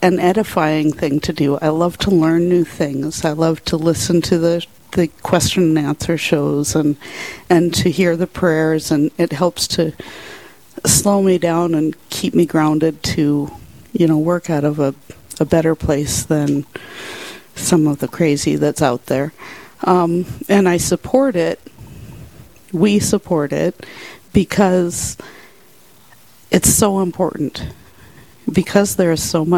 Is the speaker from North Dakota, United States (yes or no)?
yes; Rugby, North Dakota, United States; I'm from Rugby